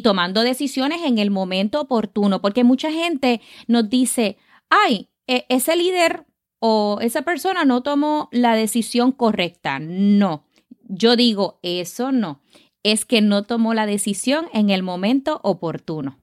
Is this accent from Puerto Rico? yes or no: yes; Caguas, Puerto Rico; nací en Caguas, Puerto Rico, así que soy boricua de pura cepa.